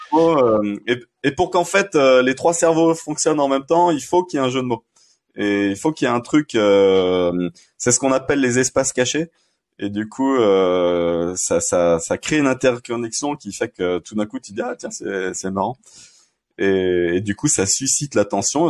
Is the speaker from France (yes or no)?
yes; Saint-Étienne, Auvergne-Rhône-Alpes, France; je suis stéphanois